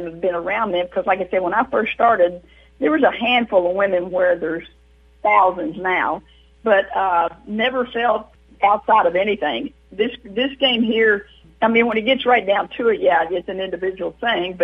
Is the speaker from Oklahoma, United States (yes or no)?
no; Kentucky, United States; moved away; I'm originally from Kentucky, Harris, Kentucky.